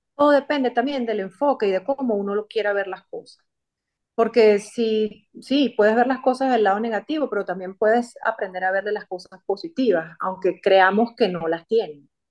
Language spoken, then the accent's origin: Spanish; Venezuela; moved away; soy venezolana, en mi país natal me gradué como comunicadora social